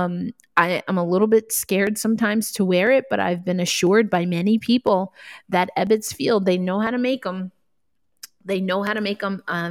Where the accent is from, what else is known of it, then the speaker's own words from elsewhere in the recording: New York, United States; moved away; I'm from New York, not from Brooklyn, but I'm from New York